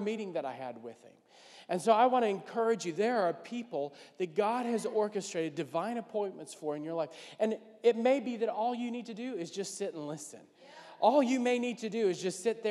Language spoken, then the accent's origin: English; New Orleans, Louisiana, United States; I'm from New Orleans